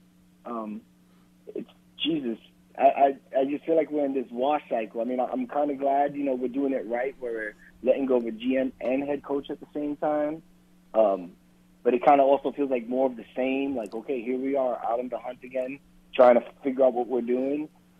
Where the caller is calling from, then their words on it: Washington, United States; from Washington.